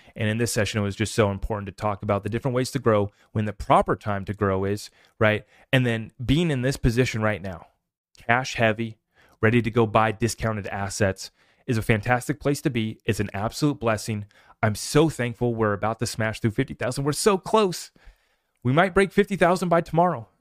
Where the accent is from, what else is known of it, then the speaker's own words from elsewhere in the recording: United States; As an American